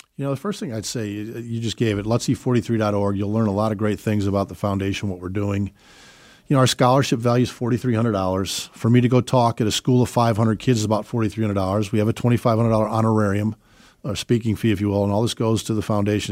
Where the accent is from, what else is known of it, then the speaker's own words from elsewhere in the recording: Chicago, Illinois, United States; moved away; we're originally from Chicago, have four beautiful children